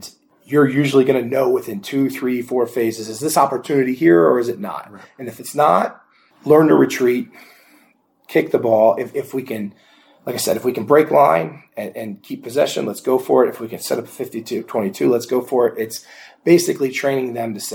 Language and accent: English; Indianapolis, Indiana, United States; I'm from Indianapolis, so a Colts fan